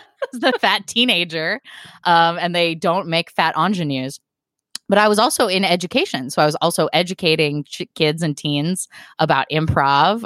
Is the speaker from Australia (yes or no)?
no; Portland, Oregon, United States; moved away as an adult; also born or lived in Texas; I had never lived anywhere except for my hometown of Portland, Oregon